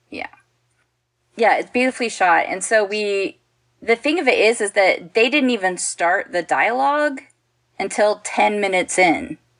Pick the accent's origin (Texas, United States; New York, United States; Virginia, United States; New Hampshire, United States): Texas, United States; I'm from Texas